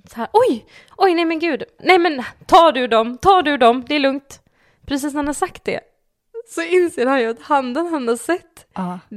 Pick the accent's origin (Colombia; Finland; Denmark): Denmark; Jag är ju dansk.